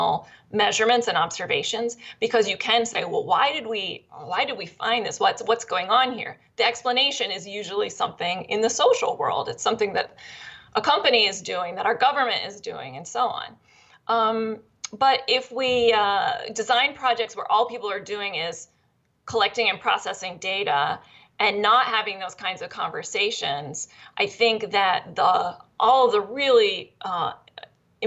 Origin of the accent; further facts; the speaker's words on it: Pennsylvania, United States; I grew up in Pennsylvania, and the place where my parents lived was kind of ground zero for the natural gas companies